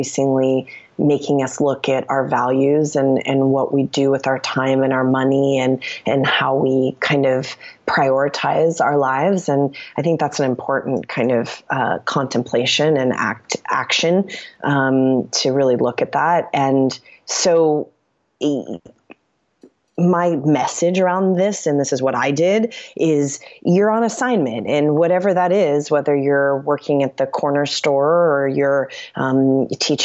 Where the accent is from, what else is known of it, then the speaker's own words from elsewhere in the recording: East Coast, United States; also born or lived in New York City; now in Los Angeles, United States; I'm from the East Coast.